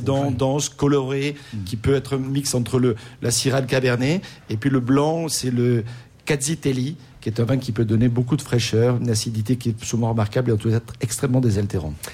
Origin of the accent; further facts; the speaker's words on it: France; chez nous en France